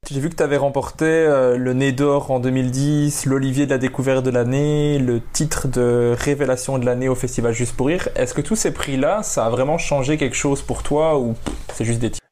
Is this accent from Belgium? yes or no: yes; Belgium; accent: Belgian